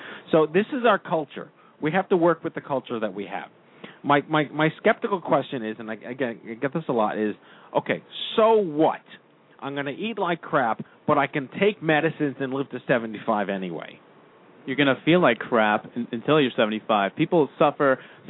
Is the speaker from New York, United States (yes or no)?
yes; New York, United States; But then there are things that you can't control, like growing up on Long Island, which is predisposes you to every possible disease at the exact same time